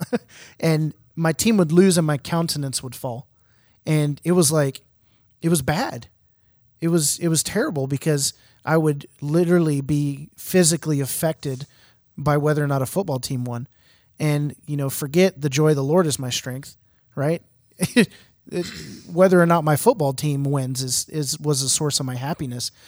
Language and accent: English; Houston, Texas, United States; I'm from Houston